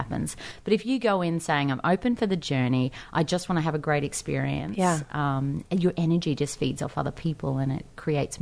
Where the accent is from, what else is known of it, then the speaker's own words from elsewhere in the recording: Australia; I'm from the country